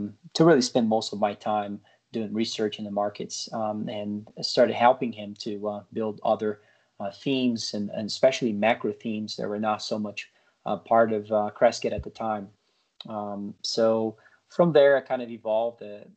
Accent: Brazil; moved away as an adult; now in United States; I was born and raised in Brazil, lived there large part of my life, and then moved here to the U.S. To play tennis in college

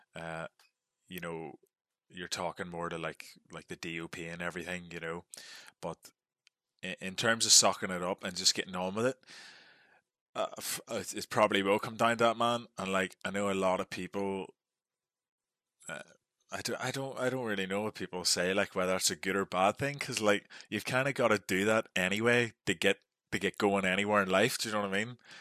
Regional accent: Northern Ireland, United Kingdom; moved away as an adult

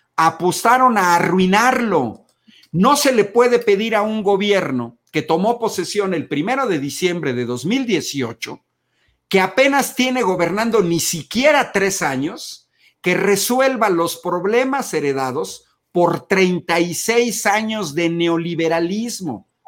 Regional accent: Mexico; Yo como mexicano

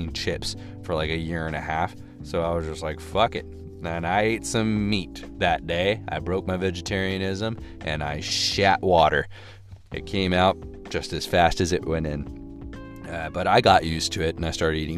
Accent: Texas, United States; moved away as an adult; also born or lived in Austin, Texas; Ended up deciding to go back to my hometown

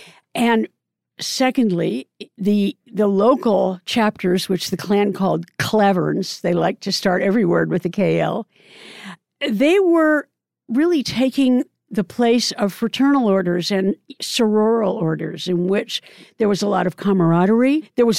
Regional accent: Oregon, United States; Oregon, which happens to be my home state

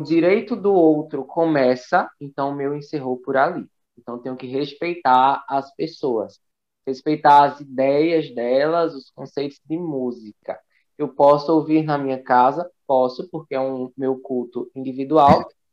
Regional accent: Northeast Region, Brazil; sou nordestino

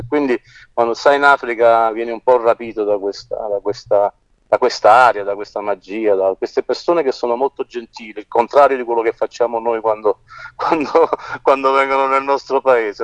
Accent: Naples, Campania, Italy; Io sono nato a Napoli

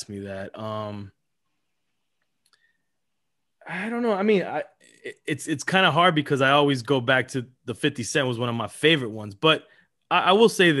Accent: Miami, Florida, United States; also born or lived in Los Angeles, California; we moved to Miami

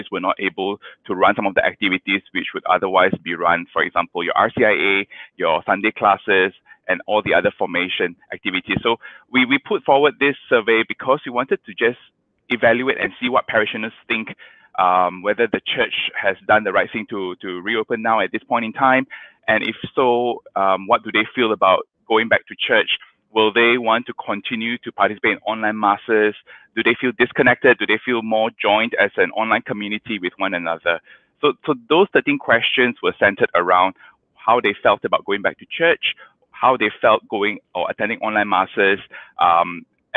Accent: Kajang, Selangor, Malaysia; I grew up in Kajang

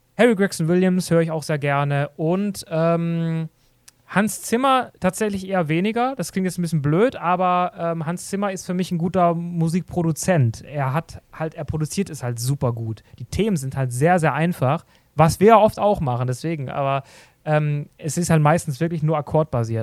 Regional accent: Black Forest, Baden-Württemberg, Germany; moved away; Ich komme ursprünglich aus dem Schwarzwald

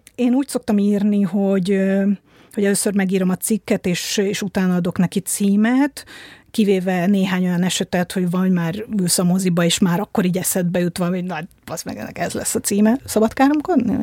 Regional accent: Budapest, Hungary; 1978. szeptember 21-én születtem. Budapesten.

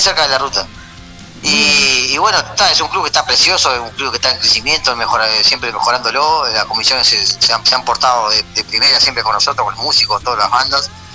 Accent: Ciudad del Plata, San José, Uruguay; Seba y yo somos prácticamente, o sea, de, Ciudad de Plata, Talla Pascual

